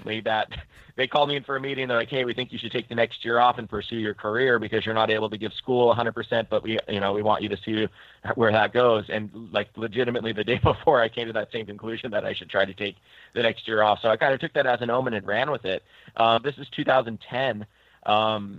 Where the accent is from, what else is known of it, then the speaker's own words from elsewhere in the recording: Longview, Washington, United States; now in Portland, United States; I grew up in Longview, Washington, or Washington.